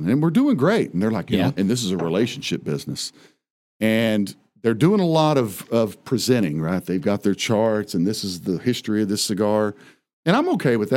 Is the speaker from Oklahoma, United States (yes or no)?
yes; Oklahoma, United States; now in Wise County, Texas, United States; growing up in Oklahoma, I thought we were the only, you know, Oklahoma's like that's where all the natives are